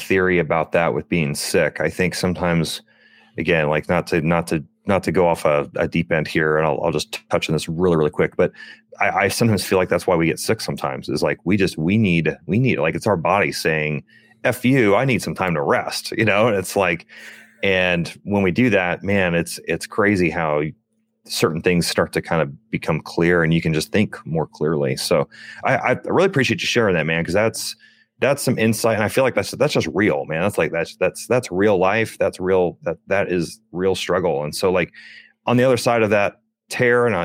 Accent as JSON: {"language": "English", "town": "Chesapeake", "region": "Virginia", "country": "United States", "tie": "born or raised there", "said": "I grew up in a military household. I served in the military, but my father served in the military as well. And I grew up in Chesapeake, Virginia"}